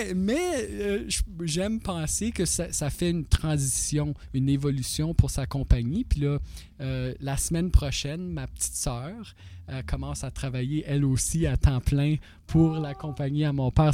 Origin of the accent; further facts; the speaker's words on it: North Bay, Ontario, Canada; also born or lived in Toronto; now in North Bay, Canada; Je venais de North Bay